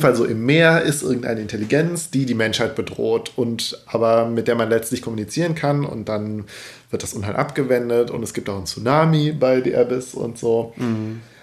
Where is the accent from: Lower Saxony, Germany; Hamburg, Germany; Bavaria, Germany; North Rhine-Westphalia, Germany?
North Rhine-Westphalia, Germany; Cologne; ich bin ja ein Kölner